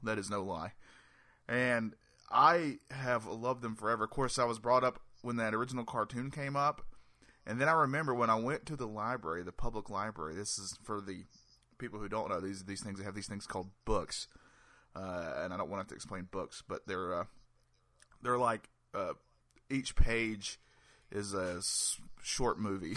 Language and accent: English; North Carolina, United States; I'm from North Carolina.